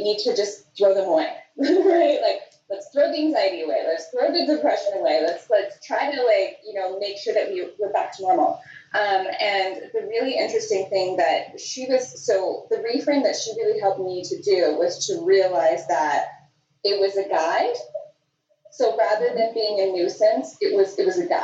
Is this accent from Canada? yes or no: yes; Toronto, Ontario, Canada; moved away as an adult; also born or lived in Portugal; now in Nicaragua; I was pretty much born and raised in and around Toronto